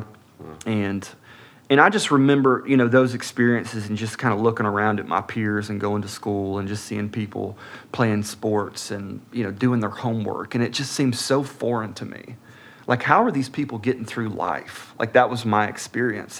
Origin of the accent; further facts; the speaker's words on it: Atlanta, Georgia, United States; also born or lived in Birmingham, Alabama; I was born in Birmingham, Alabama, uh, March 31st, 1982. Um, moved to Atlanta, just north of Atlanta, Gwinnett County, uh, when I was about six months old